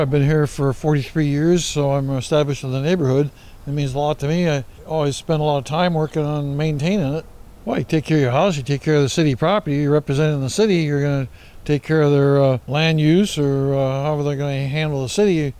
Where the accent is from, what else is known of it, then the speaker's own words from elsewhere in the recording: Seattle, Washington, United States; I was born and raised in Seattle